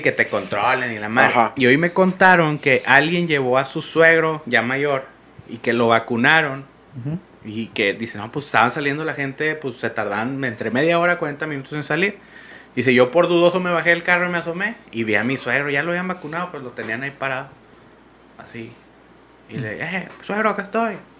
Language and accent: Spanish; Monterrey, Nuevo León, Mexico; como regio